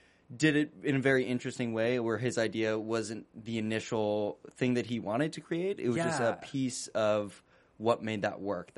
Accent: Bay Area, California, United States; moved away; I'm originally from the Bay Area

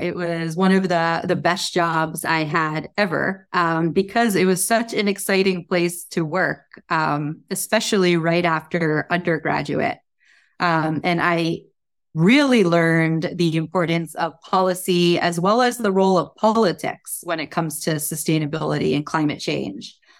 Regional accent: New Jersey, United States; moved away; also born or lived in New York; I grew up in New Jersey

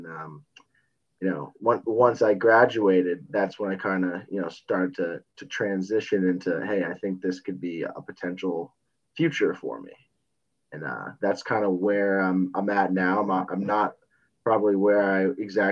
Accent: Westborough, Massachusetts, United States; also born or lived in Rhode Island; I'm from Boston, Massachusetts, a little town, Westboro, probably like 30 minutes away.

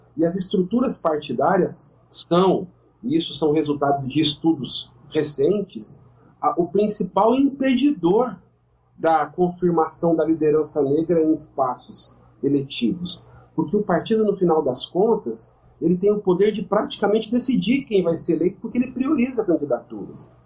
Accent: São Paulo, Brazil; sou de São Paulo, eu conheço de perto São Paulo

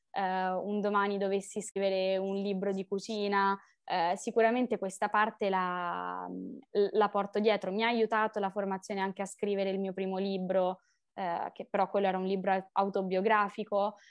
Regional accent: Rome, Lazio, Italy; sono di Roma

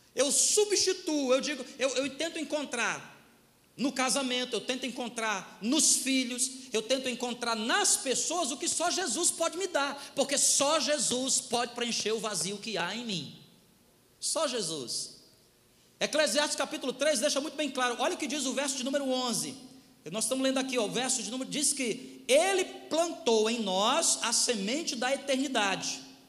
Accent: Ceará, Brazil; eu sou do Ceará

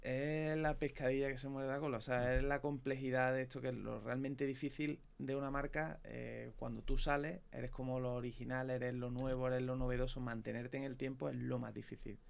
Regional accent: Córdoba, Andalusia, Spain; nosotros unos cordobeses

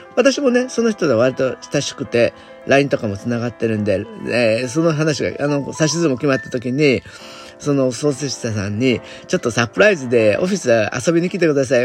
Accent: Japan; 私みたいな純粋な日本人

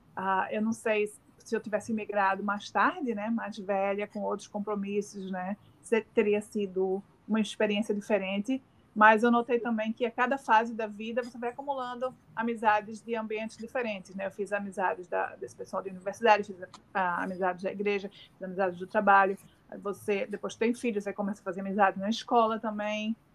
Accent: Northeast Region, Brazil; accent: Northeastern; moved away as an adult; now in Australia; como nordestina, né, tenho um, um sotaque bem acentuado

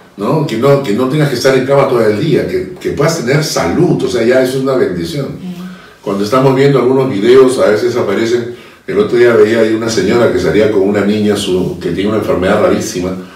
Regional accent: Peru; todos somos peruanos

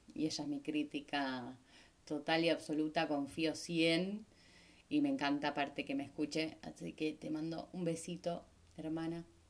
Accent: Argentina; moved away as an adult; also born or lived in Puerto Madryn, Argentina; me fui siendo muy joven de Argentina, me fui siendo, no sé, creo que tenía 21 años cuando me fui por primera vez del país a vivir a otro lado

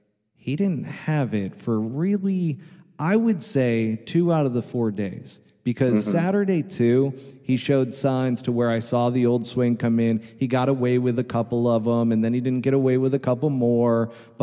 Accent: New York, United States; I grew up in the Northeast in New York

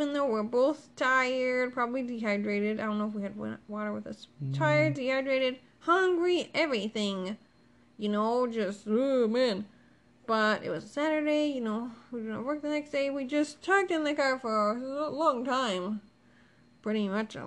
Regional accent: Ohio, United States; also born or lived in Pennsylvania; I'm from Ohio. Only lived in Ohio. Okay, that's it. Except for I went to college in Pennsylvania. But that's irrelevant here. I grew up in Ohio.

